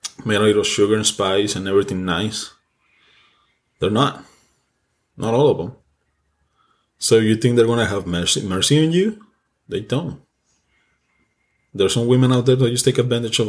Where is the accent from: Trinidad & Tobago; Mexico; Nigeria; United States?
Mexico; English is a second language; I'm Mexican